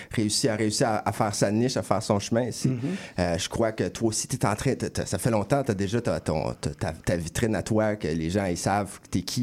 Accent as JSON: {"language": "French", "town": "Châteauguay", "region": "Quebec", "country": "Canada", "tie": "born or raised there", "said": "c'est mon, bled, ça, Châteauguay. C'est mon bled."}